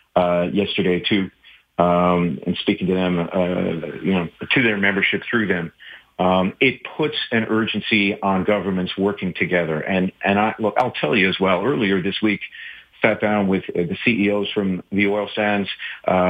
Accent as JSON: {"language": "English", "region": "Newfoundland and Labrador", "country": "Canada", "said": "being a Newfoundlander"}